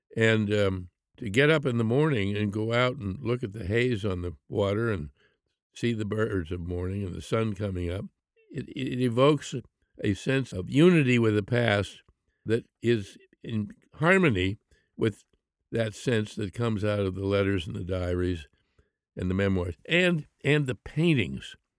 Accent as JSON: {"language": "English", "town": "Pittsburgh", "region": "Pennsylvania", "country": "United States", "tie": "born or raised there", "said": "I grew up in Pittsburgh"}